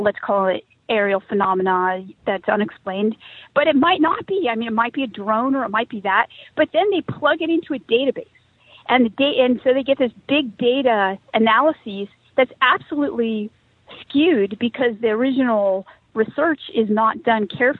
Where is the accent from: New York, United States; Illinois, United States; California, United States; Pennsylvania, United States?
California, United States; I'm from California. I grew up during the dot-com boom there. I live around Silicon Valley